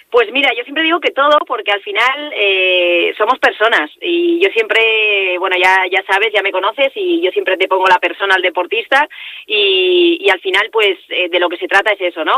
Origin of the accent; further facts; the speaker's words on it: Vitoria-Gasteiz, Basque Country, Spain; moved away; hace muchos meses que no estoy por mi tierra